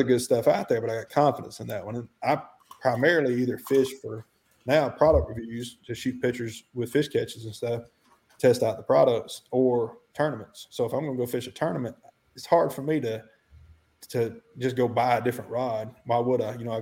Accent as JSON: {"language": "English", "region": "Alabama", "country": "United States", "said": "I'm from the South"}